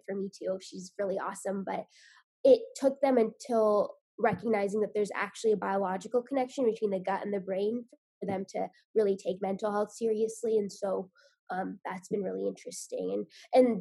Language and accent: English; Indiana, United States; also born or lived in West Virginia / New York City; I grew up in Indiana